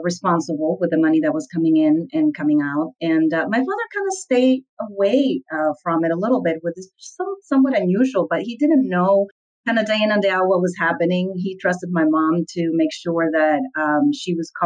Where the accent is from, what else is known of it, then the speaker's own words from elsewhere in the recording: Lima, Peru; I grew up in Lima, Peru, and I was the daughter of a medical doctor